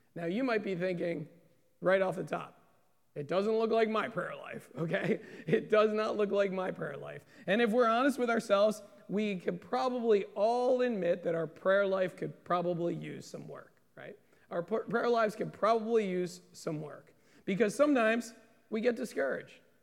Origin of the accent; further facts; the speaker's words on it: United States; being American Christians